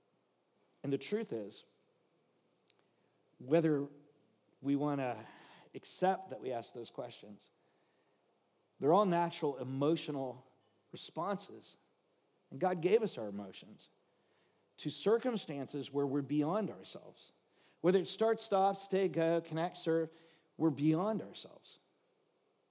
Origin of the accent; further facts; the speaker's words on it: Los Angeles, California, United States; I grew up in Watts, L.A., if you know what that is, the slums